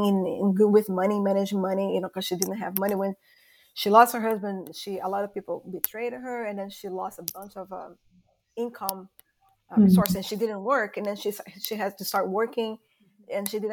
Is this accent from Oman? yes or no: no; Brazil; English is a second language; moved away; I'm from Brazil, as you guys would have probably noticed my accent.